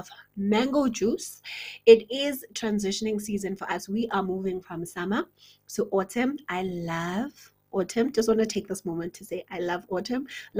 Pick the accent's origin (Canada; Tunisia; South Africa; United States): South Africa; South Africa, which is my home country.